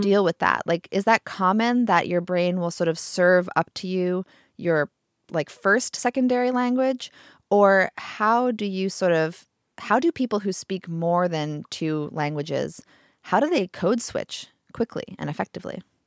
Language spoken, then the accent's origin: English; United States; first language English; I grew up in America speaking English